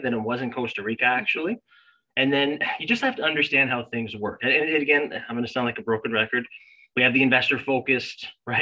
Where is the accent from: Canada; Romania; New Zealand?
Canada; as a Canadian